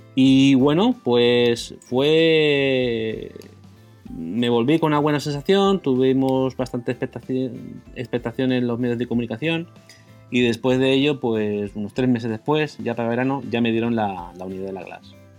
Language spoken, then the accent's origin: Spanish; Murcia, Region of Murcia, Spain; moved away as an adult; also born or lived in United Kingdom; now in Hong Kong; decidí volverme a Murcia